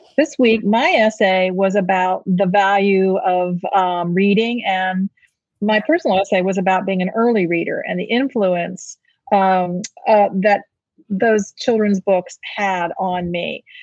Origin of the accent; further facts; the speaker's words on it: St. Petersburg, Florida, United States; St. Petersburg, Florida which happens to be my hometown